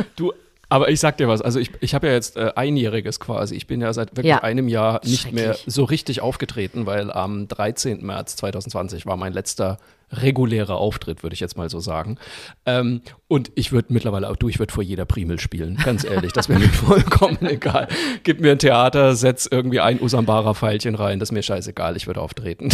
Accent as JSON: {"language": "German", "town": "Zeil am Main", "region": "Bavaria", "country": "Germany", "tie": "born or raised there", "also_born_or_lived": "Cologne", "moved": "yes", "said": "Ich komme ja aus Franken, aus dem mhm. schönen Örtchen Zeiler Main, Fachwerk Frohsinn Frankenwein. Und ähm, bei uns im Ort gab es früher, als ich aufgewachsen bin, noch eine Zuckerfabrik."}